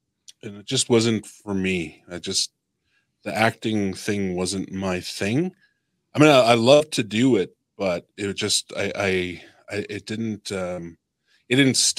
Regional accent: Tsuut'ina Nation, Alberta, Canada; also born or lived in Edmonton; I'm from the Tsuut'ina Nation. I'm from the Tsuut'ina Nation. This is what I was told. I'm from the Tsuut'ina Nation when I'm in Calgary. But when I'm with my dad's family, I'm Bush Cree. From Edmonton.

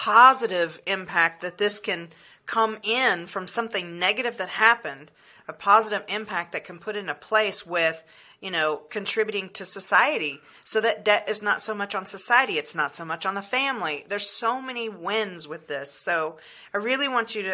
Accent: the South, United States; I grew up in the South

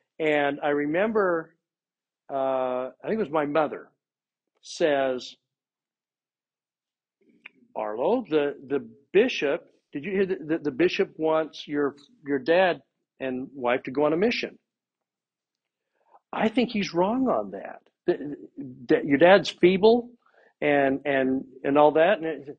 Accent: Utah, United States; No, this is, I'm from Utah. I know these things.

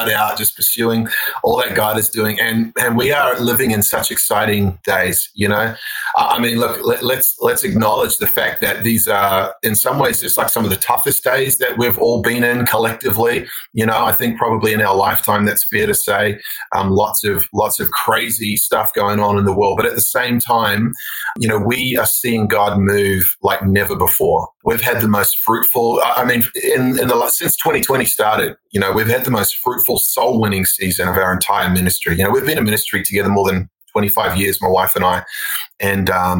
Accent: New Zealand; also born or lived in Australia; now in United States; I grew up in New Zealand. So I'm actually like, I'm half New Zealand, half Australian. I've spent half my life in both and now I'm becoming American

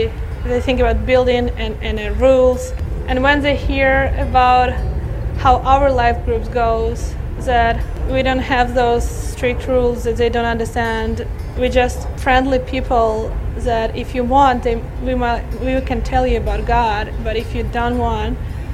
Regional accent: Ukraine; My generation, we grown up in free Ukraine

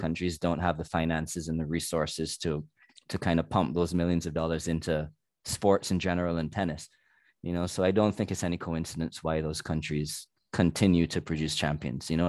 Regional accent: Barbados; I'm from Barbados, which is a very small nation

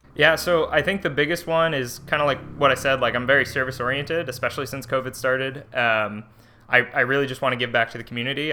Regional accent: Livermore, California, United States; now in Chico, United States; I'm originally from, uh, Livermore, California. I lived in the same house my whole life

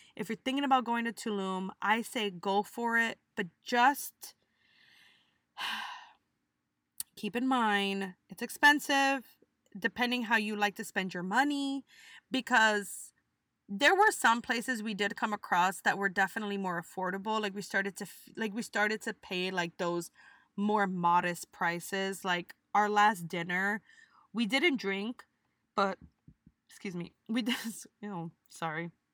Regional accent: United States; we're American

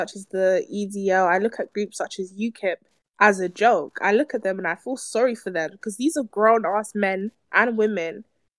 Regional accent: England, United Kingdom; if I was to speak to American right now and they peg on to the fact that I'm from England, I'm from Britain, they're gonna ask me, do I drink tea?

